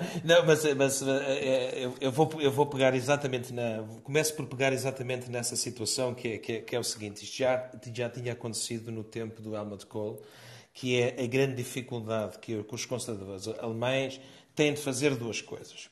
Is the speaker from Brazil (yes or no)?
no; Portugal; a todos nós, sermos portugueses